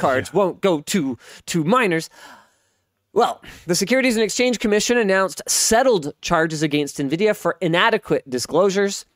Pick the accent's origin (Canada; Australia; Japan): Canada; I'm Canadian